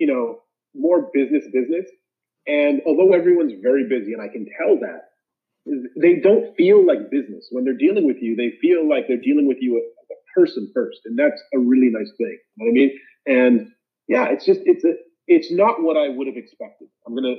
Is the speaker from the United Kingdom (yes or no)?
no; Zambia; I grew up in Zambia, which is in Central Africa.